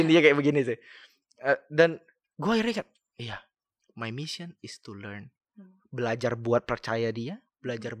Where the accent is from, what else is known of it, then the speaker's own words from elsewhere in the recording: Kalimantan, Indonesia; aku kan dari Kalimantan, gue kan dari Kalimantan